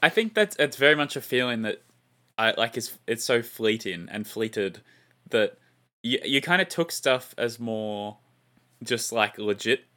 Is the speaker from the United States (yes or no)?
no; Australia; as an Australian